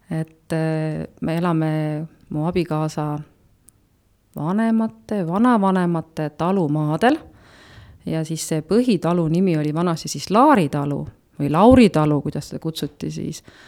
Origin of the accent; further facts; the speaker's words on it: Nõuni, Valga County, Estonia; also born or lived in Tartu / Otepää; now in Päidla, Estonia; ma tegelikult olen äh, sündinud ja üles kasvanud äh, ikkagi Nõunis